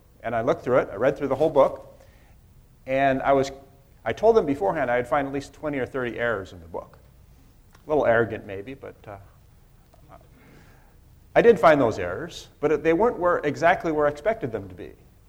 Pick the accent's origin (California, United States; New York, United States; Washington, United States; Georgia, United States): Washington, United States; Seattle; also born or lived in southern China; I'm from Seattle. A few months ago, I returned from a few years of teaching in southern China